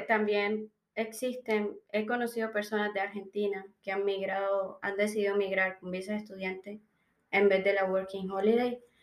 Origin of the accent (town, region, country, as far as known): Colombia; moved away as an adult; now in Melbourne, Australia